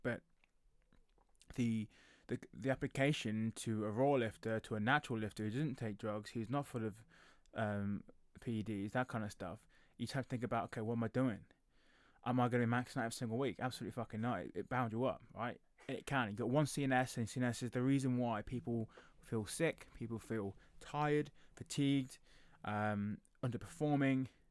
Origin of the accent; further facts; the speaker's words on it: England, United Kingdom; I'm I'm British, so I live in England